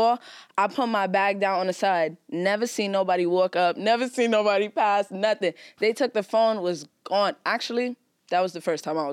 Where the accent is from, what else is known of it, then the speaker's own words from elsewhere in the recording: New York City, New York, United States; growing up in Brooklyn